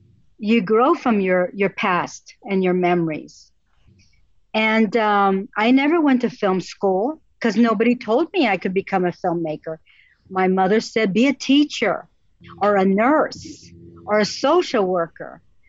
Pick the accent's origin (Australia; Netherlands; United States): Netherlands; also born or lived in Italy / Azores; I grew up in the Netherlands. I grew up in Italy, and I grew up in the Azores on an island in the North Atlantic Ocean.